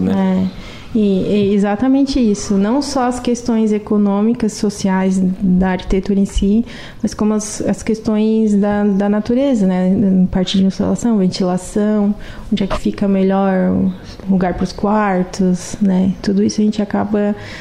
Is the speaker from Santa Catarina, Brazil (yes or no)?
yes; Lauro Müller, Santa Catarina, Brazil; Nascida e criada em Lauro Miller. E continuo aqui.